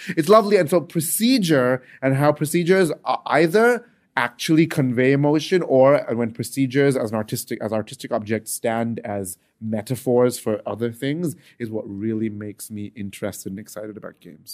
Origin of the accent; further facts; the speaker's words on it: United Arab Emirates; I grew up in the United Arab Emirates